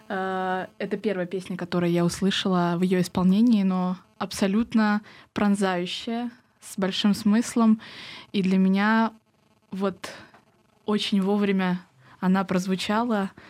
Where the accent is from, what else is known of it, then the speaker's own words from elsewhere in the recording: Volga region, Russia; Да, мы семья? поволжские немцы.